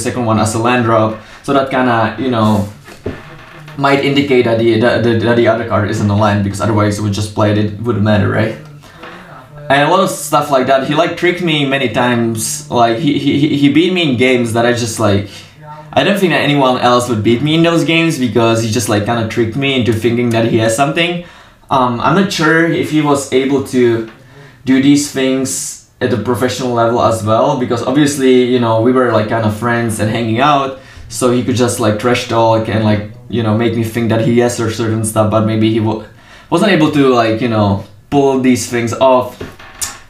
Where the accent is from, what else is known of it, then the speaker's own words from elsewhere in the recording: Czechia; I'm from Czech